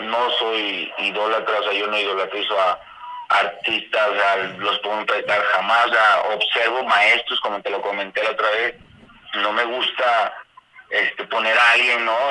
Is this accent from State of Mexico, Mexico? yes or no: no; Guadalajara, Jalisco, Mexico; moved away as an adult; now in Arandas, Mexico; yo soy de Guadalajara, yo nací allá, yo allá crecí, yo ya viví toda mi vida